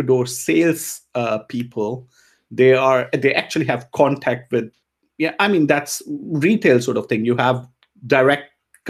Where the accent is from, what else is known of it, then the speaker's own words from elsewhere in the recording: India; also born or lived in Tanzania; now in Germany; I grew up in India. I was 6 when we moved to India. And I mean, my family was always Indian. So, you know, even though I was born in Africa, in Tanzania